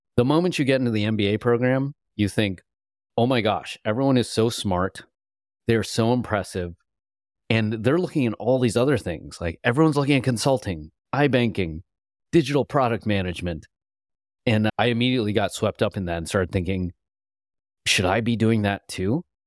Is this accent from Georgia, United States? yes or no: no; Illinois, United States; moved away as an adult; also born or lived in California; growing up in Illinois